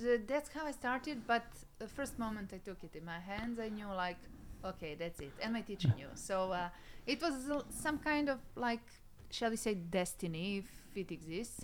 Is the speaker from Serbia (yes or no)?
yes; Serbia; English is a second language; my hometown, which mm. is uh, like 100 kilometers away from Belgrade in the west